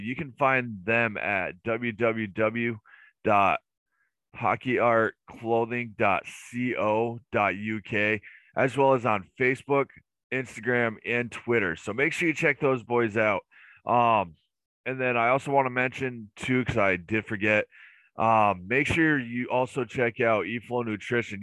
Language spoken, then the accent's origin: English; United States; me being an American